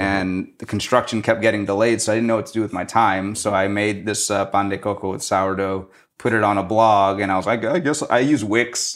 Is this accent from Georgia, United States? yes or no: no; New Orleans, Louisiana, United States; moved away; so that's where I'm from. I'm from New Orleans, and I think when you grow up there